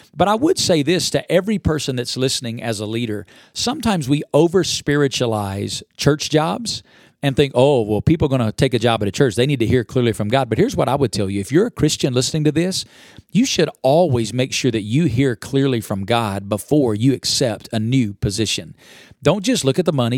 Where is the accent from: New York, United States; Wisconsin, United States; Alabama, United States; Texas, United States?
Alabama, United States; now in Las Vegas, United States; I grew up in Alabama. I now live in Las Vegas, Nevada.